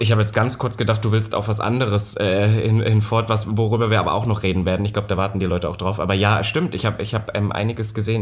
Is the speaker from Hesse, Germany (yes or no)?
no; Halle, Saxony-Anhalt, Germany; moved away; letzte Woche war ich ja auch in meiner alten Heimat und dann ist mir auch aufgefallen, in Halle